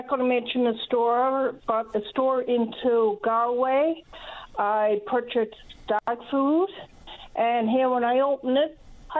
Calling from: Riverhead, Newfoundland and Labrador, Canada; I'm calling from Riverhead St. Mary's.

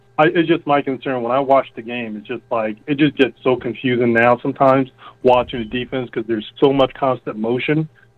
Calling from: New Jersey, United States; I'm calling from Jersey.

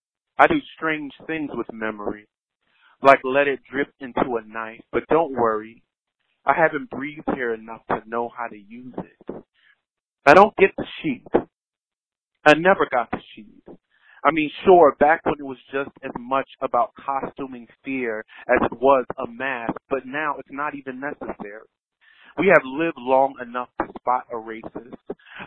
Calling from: Philadelphia, Pennsylvania, United States; I'm calling from Philadelphia, PA.

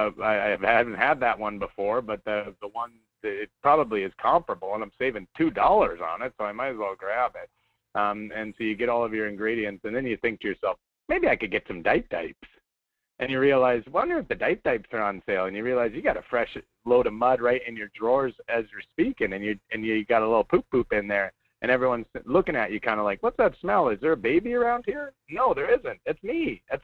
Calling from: Anchorage, Alaska, United States; I'm in Anchorage.

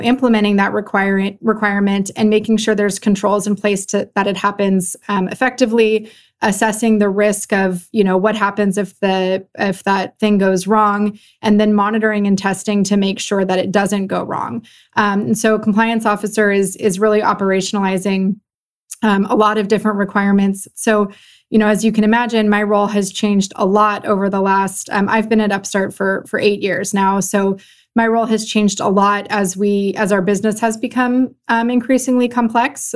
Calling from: Los Gatos, California, United States; I'm calling in from Los Gatos, California, which is about sixty miles, uh, southwest of San Francisco.

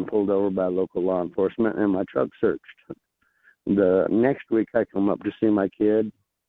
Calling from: Bullhead City, Arizona, United States; Hey, man, I'm from Bullhead City, Arizona.

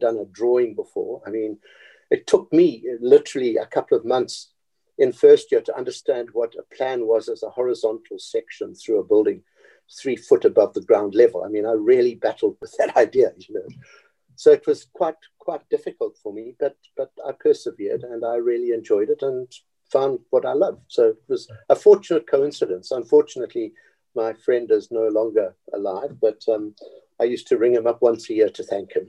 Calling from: Cape Town, Western Cape, South Africa; I'm speaking from Cape Town, from my home, because my office is closed down now and we're working at home.

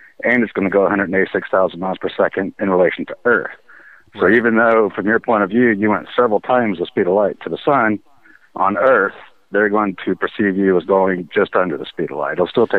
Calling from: Kentucky, United States

